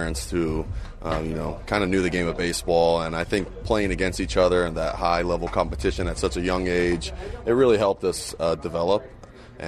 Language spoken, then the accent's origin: English; Las Vegas, Nevada, United States; moved away as an adult; also born or lived in Southern California / New York; now in Los Angeles, United States; growing up in Las Vegas, we played year-round